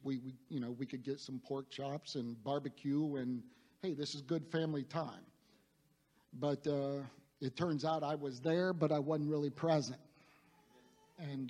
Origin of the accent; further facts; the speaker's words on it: Youngstown, Ohio, United States; I grew up in Northeast Ohio in the Youngstown area, uh, very blue collar.